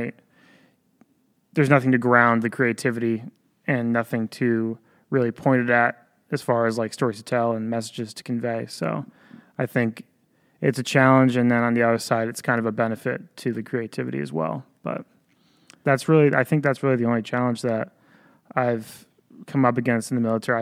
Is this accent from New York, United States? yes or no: yes; Ballston Spa, New York, United States; I grew up locally. I grew up in Boston Spa, New York, went to Boston Spa High School